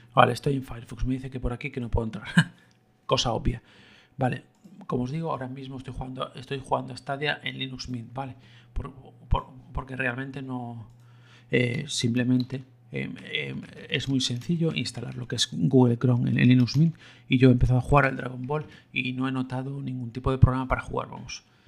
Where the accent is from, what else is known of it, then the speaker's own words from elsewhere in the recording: Galicia, Spain; yo como gallego siempre lo, recité y lo escuché en gallego